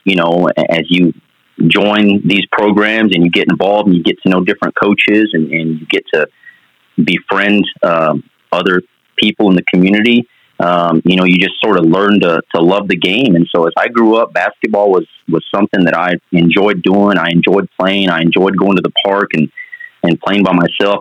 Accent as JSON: {"language": "English", "town": "Portales", "region": "New Mexico", "country": "United States", "tie": "born or raised there", "moved": "yes", "said": "I'm originally from Portales, New Mexico, so that's a mm that's a mm-hmm. small town in eastern New Mexico. Single parents household. Grew up with just my mother"}